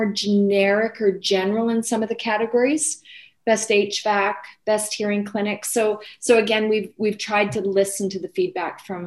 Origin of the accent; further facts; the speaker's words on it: Canada; I think we're Canadian.